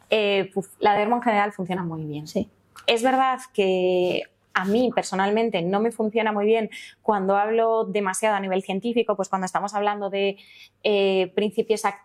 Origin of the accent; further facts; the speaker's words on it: Madrid, Community of Madrid, Spain; now in Alcalá de Henares, Spain; a mí me encanta Madrid, soy una apasionadísima de Madrid. Alcalá me fui por motivos laborales después de haber vivido aquí toda mi vida